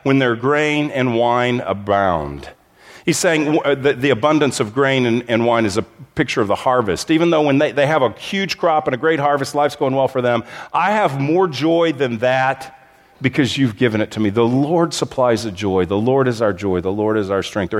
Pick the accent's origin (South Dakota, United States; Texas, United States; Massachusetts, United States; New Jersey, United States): Texas, United States; moved away as an adult; also born or lived in Southern California; My wife and I, we grew up in Texas, but we spent almost two decades in Southern California